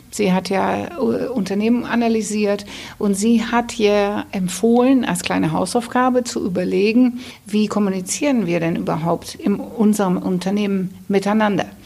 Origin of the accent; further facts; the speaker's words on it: West Germany, Germany; now in Hamburg, Germany; Ich meine, ich bin ja auch ein Zugereister. Ich komme nicht aus dem Süden, sondern aus dem Westen. Aber nichtsdestotrotz, nach 25 Jahren Hamburg kann ich ja nur sagen, das war eine gute Wahl.